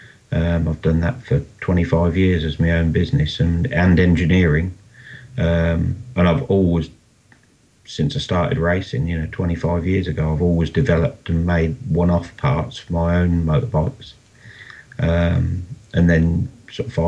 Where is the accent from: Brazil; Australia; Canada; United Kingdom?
United Kingdom; Rushden, East Midlands; I'm from Rushden in the UK here.